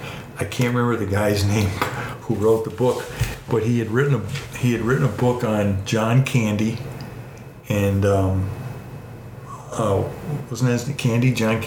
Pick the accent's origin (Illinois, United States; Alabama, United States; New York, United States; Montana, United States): New York, United States; Levittown; So I'm growing up in Levittown where it was a potato field. Mr. Levitt built all these houses.